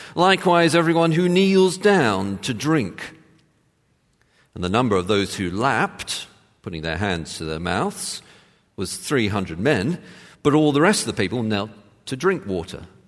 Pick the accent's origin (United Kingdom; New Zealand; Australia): United Kingdom; England; moved away; I joke, England.